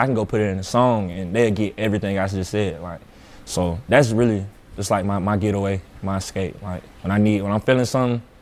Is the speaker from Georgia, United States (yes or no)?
yes; Atlanta, Georgia, United States; moved away as an adult; now in Nebraska, United States; I'm from Atlanta